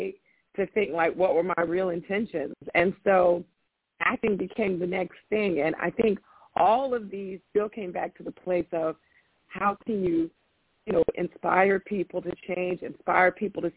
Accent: Florida, United States; now in California, United States; I'm from Florida

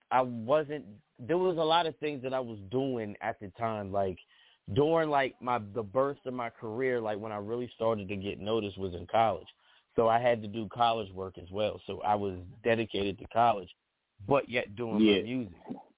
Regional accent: East Coast, United States; I'm from the East Coast, but, you know, part of my history is being influenced by the West Coast, too.

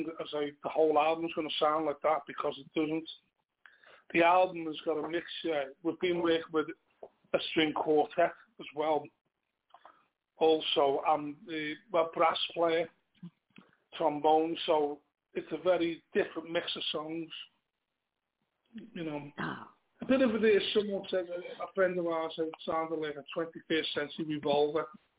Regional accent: Liverpool, North West England, United Kingdom; accent: Scouse; our language, our Scouse accent

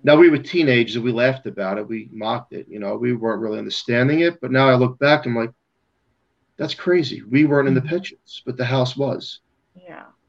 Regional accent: New York City, New York, United States; I'm from Staten Island, New York

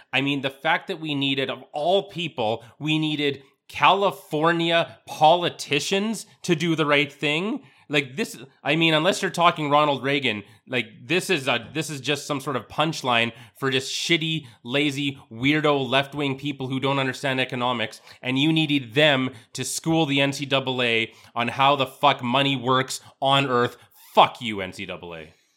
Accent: Canada; as a Canadian

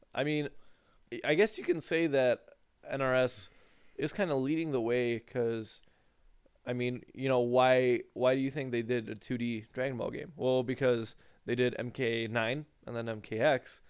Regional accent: United States; we as the American people

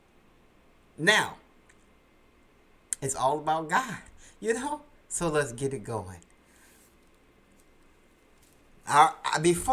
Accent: United States; USA, United States, my home country

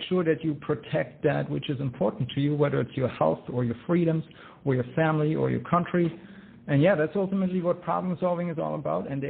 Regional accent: Germany; accent: German; English is a second language; now in United States; Uh, yes, that is correct. But I am American by choice.

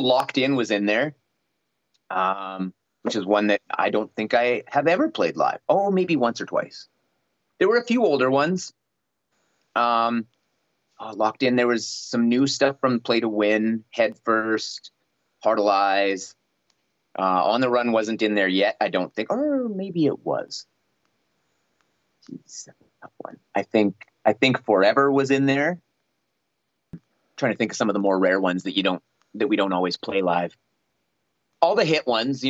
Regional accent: Canada

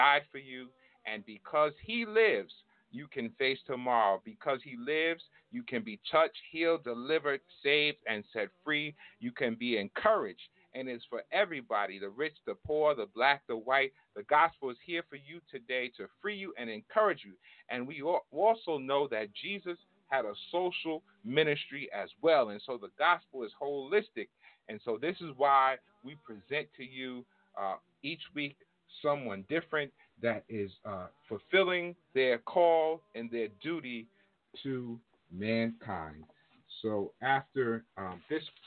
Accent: New York, United States; my home state, New York

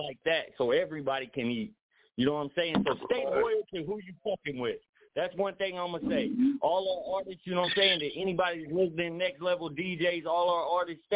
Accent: Oklahoma City, Oklahoma, United States; also born or lived in Raleigh, North Carolina / Wichita area (316), Kansas; now in 316 area code (Kansas), United States; I'm from Oklahoma City originally.

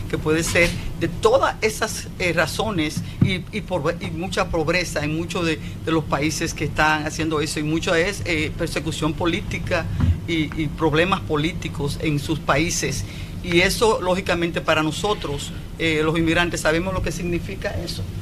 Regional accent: Moca, Espaillat, Dominican Republic; moved away as an adult; now in New York, United States; yo soy una inmigrante, yo llegué aquí de 20 años, señor, yo ya nací en Moca soy una mocana y llegué aquí, yo soy una campesina. De Monte de las Aguas.

